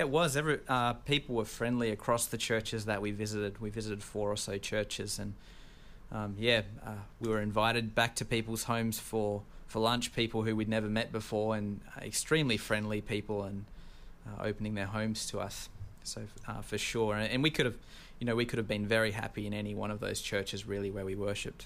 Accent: Australia; accent: Australian; now in United States; I'm from Australia

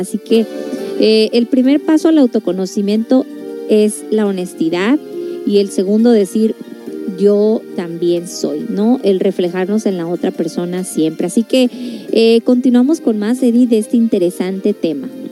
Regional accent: La Paz, Baja California Sur, Mexico; yo también soy norteñita, yo soy de La Paz, Baja California

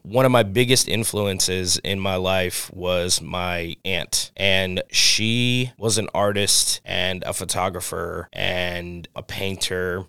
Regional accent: New Orleans, Louisiana, United States; also born or lived in Oregon; now in California, United States; I'm originally from New Orleans as well. And being from New Orleans, we have ties through French history and Spanish history

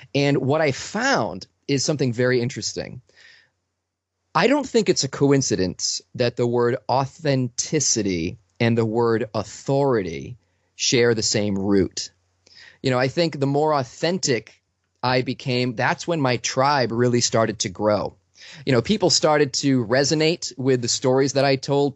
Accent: Boston, Massachusetts, United States; I'm from Boston

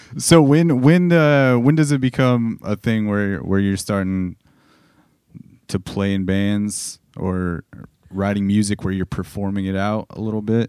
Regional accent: Corona, California, United States; I grew up in Corona

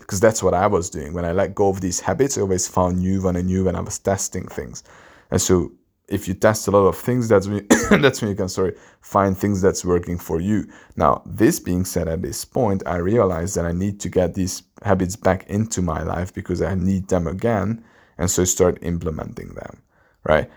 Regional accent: Hungary; English is a second language; a guy from Hungary, my English is not even my native language

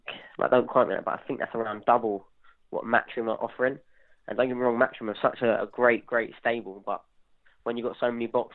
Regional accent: England, United Kingdom; we're both from the South

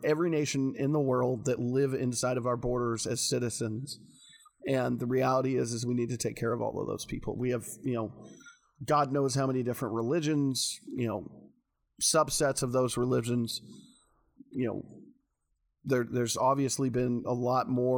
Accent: rural Washington and Oregon, United States; also born or lived in Dallas-Fort Worth, Texas; from 9 on, I grew up in more rural areas of Washington and Oregon.

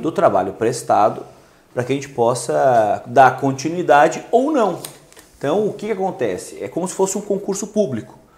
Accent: Lages, Santa Catarina, Brazil; Eu sou lá de Lages, da Serra Catarinense

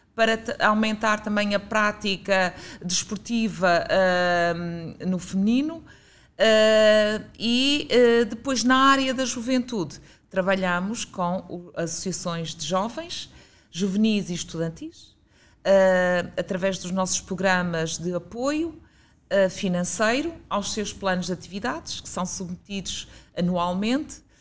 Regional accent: Guimarães, Norte, Portugal; moved away as an adult; also born or lived in Braga; now in Lisbon, Portugal; sou natural de Guimarães

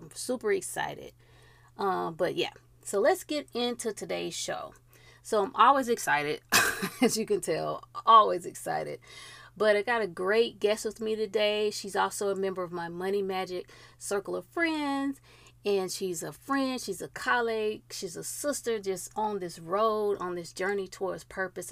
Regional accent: Georgia, United States; the great state of Georgia, my home state

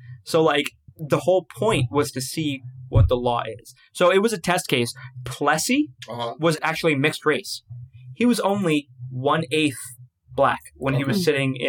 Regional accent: Long Island, New York, United States; born or raised there; also born or lived in Queens, New York

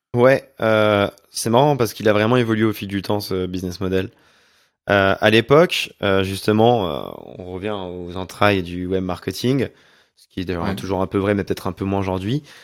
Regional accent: Auvergne-Rhône-Alpes, France; moved away; also born or lived in Montreal; je viens d'Auvergne

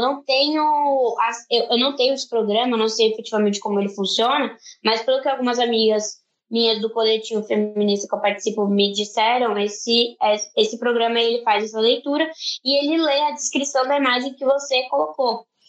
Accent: Brazil; como brasileiros

